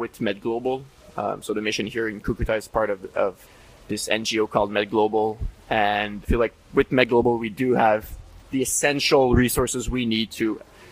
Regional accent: Montreal, Quebec, Canada; just that one part of Canada where I'm from Montreal

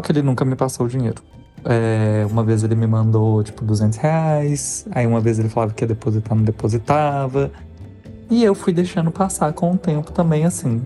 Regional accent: Belo Horizonte, Minas Gerais, Brazil; moved away as an adult; also born or lived in São Paulo; eu sou de BH

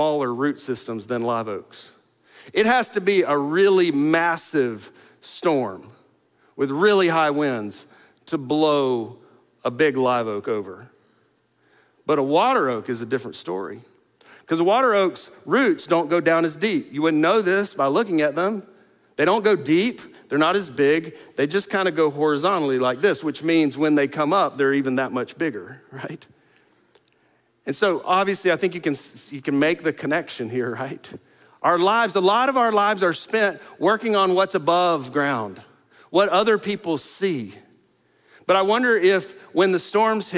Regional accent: the Panhandle of Florida, United States; now in Houston, United States; I grew up in the Panhandle of Florida. Not right on the coast, but pretty close to the coast

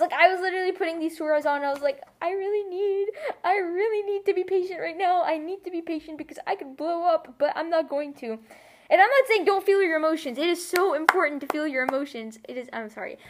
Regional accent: United States; also born or lived in United Arab Emirates / India (ancestry); my experience as a Muslim growing up in America

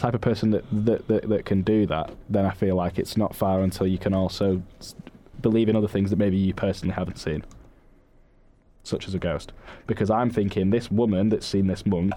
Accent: Manchester, North West England, United Kingdom; I was born in Manchester, and so were both of my parents, and so was my sister

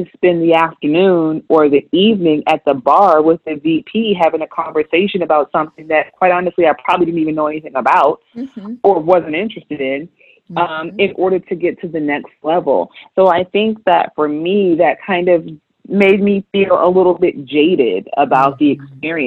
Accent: Augusta, Georgia, United States; I'm from Augusta.

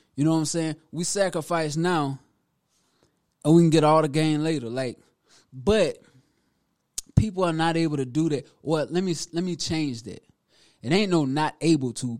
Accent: Prosperity, South Carolina, United States; now in Greenville, United States; Born and raised in Prosperity, South Carolina, to be exact, which is Newberry County

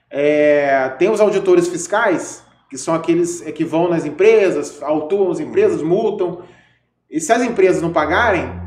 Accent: Rio de Janeiro, Brazil; now in Vitória, Brazil; Isso, sou carioca, nasci no Rio de Janeiro, fui criado ali em Ipanema. Né? Frequentei muito ali a praia de Ipanema, andei por Copacabana, Leblon, estudei no Leblon, a Barra da Tijuca também. E é, aí a vida acabou me trazendo para cá, né?

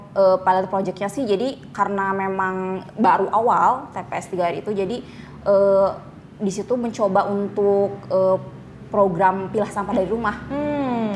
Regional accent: Bandung, West Java, Indonesia; moved away; also born or lived in Cicalengka; aslinya aslinya kota Bandung

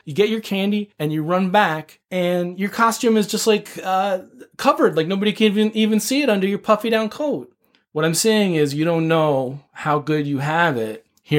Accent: East Coast, United States; now in Southern California, United States; Your mom and I grew up on the East Coast.

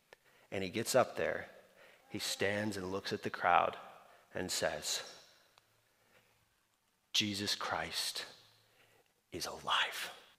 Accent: Slovakia; I grew up in Eastern Europe. And so the history of specifically Slovakia, Czechoslovakia, is dear to me. And there's this where I grew up.

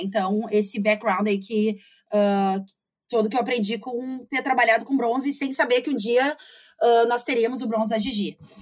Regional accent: Porto Alegre, Rio Grande do Sul, Brazil; moved away as an adult; also born or lived in United States; eu sou de Porto Alegre, eu morei aqui até

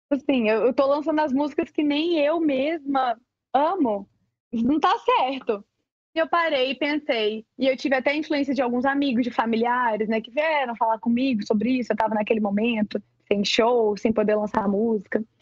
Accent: São Luís, Maranhão, Brazil; born there; eu nasci, nasci, em São Luís do Maranhão, Maranhão, mas minha família, minha família é inteira é de Piracanjuba

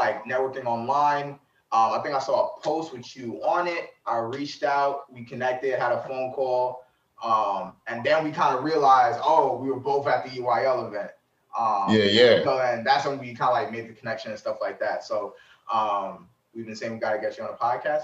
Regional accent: Long Island, New York, United States; Literally grew up on Long Island

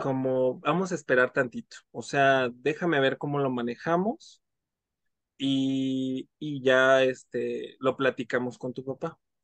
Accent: Mexico City, Mexico; soy de la Ciudad de México

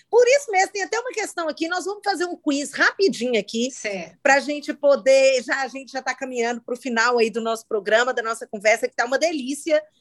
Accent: Montes Claros, Minas Gerais, Brazil; accent: baiano; also born or lived in Belo Horizonte; E aí fiquei em Montes Claros até meus 21 anos. Eu tinha um sotaque mais baiano do que mineiro, porque o norte de Minas tem uma tendência.

